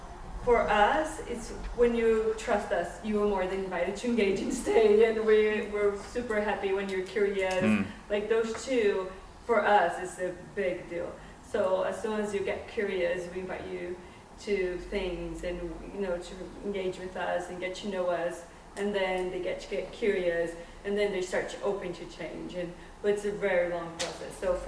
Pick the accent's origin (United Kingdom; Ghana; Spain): Spain; I come from Spain